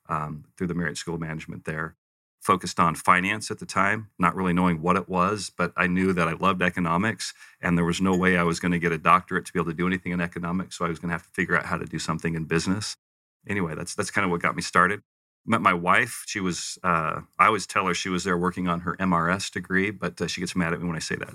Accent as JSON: {"language": "English", "region": "Western US", "country": "United States", "tie": "born or raised there", "also_born_or_lived": "Provo", "said": "I, I, refer to myself as a Western mutt because I kind of grew up all over the West. I was born uh, Provo"}